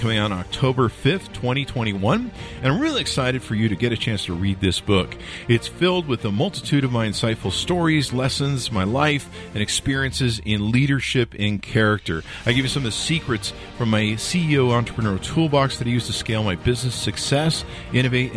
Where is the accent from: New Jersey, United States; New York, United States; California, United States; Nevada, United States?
Nevada, United States; Las Vegas; I'm from Vegas